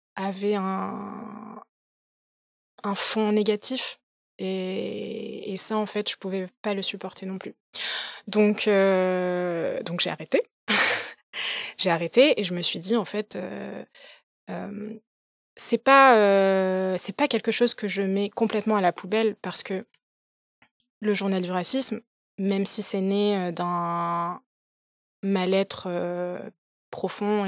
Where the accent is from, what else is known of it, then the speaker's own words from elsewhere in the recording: Paris, Île-de-France, France; moved away as an adult; also born or lived in London; je suis née, je suis née, j'ai grandi à Paris